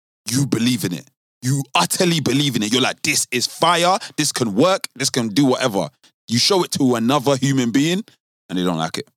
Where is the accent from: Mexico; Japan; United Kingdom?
United Kingdom; London; I'm from South.